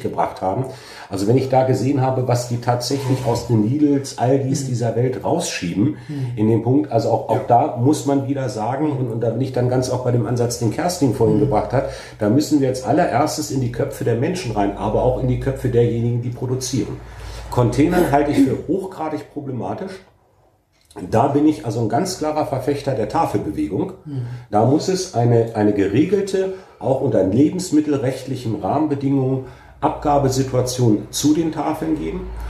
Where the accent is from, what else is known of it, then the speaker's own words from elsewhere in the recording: Alfeld, Lower Saxony, Germany; ich in meiner Heimat und Geburtsstadt engagiert, kompetent und mit wirklich Herzblut für unsere Sache kämpfe